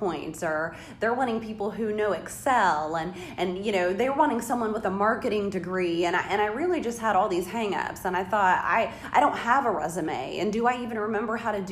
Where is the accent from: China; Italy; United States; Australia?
United States; Seymour, Indiana; also born or lived in Kentucky; I was born and raised in Seymour